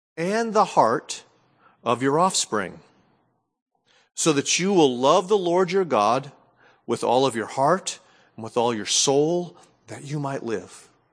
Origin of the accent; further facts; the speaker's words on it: New England, United States; growing up in New England